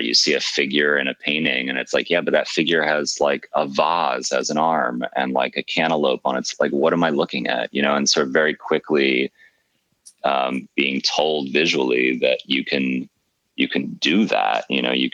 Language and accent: English; New York, United States; now in Berlin, Germany; being a New Yorker